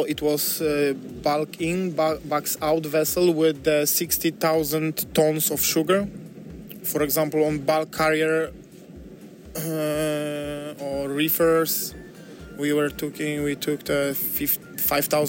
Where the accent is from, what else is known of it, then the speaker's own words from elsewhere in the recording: Poland; I am from Poland